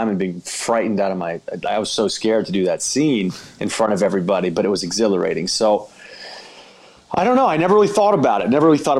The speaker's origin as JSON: {"language": "English", "region": "Georgia", "country": "United States", "said": "So I'm from Georgia."}